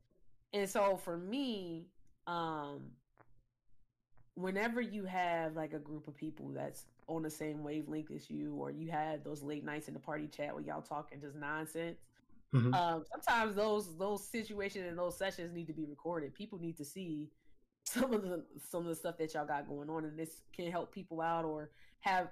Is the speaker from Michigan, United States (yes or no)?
no; Chicago, Illinois, United States; I grew up in Chicago